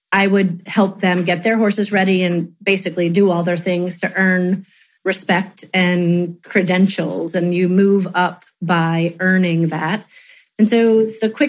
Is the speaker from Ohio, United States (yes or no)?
yes; Cincinnati, Ohio, United States; moved away as an adult; also born or lived in Evansville, Indiana; now in Grand Rapids, United States; I grew up in Cincinnati